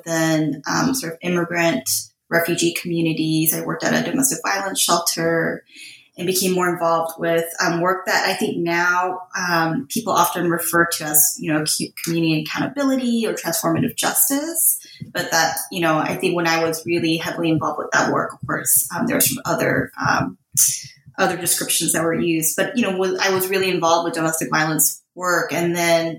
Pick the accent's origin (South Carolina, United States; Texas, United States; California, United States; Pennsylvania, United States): California, United States; Southern; I grew up in Southern California.